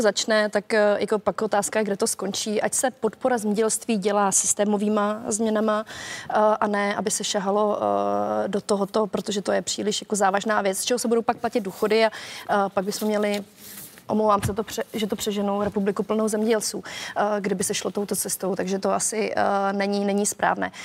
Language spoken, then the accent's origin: Czech; Moravian Slovakia, South Moravian Region, Czechia; já jsem ze Slovácka